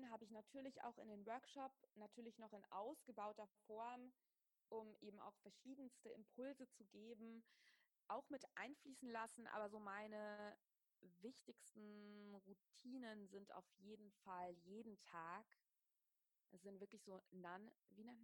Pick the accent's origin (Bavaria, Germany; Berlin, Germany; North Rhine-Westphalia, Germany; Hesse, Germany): Hesse, Germany; Wiesbaden; Ich bin aufgewachsen in Wiesbaden, in einer kleinen Stadt. Da war Yoga überhaupt nicht hip